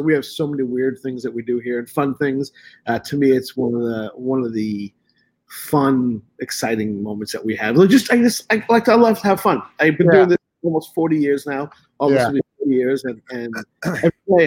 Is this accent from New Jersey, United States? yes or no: no; New York City, New York, United States; moved away; a lot of my friends I grew up with in Brooklyn